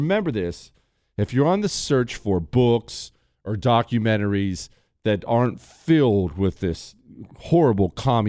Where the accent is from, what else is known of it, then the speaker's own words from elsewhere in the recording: Montana, United States; I was not from Texas, obviously. I joined from Montana.